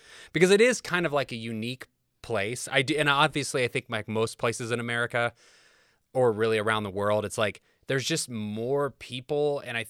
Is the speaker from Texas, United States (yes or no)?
no; Kokomo, Indiana, United States; moved away as an adult; also born or lived in Los Angeles / Nashville; born and raised. In fact, I think it will be, I moved away from Kokomo in 2005. So I was 23. I just turned 41. So I still have spent more of my life in Kokomo than not in Kokomo.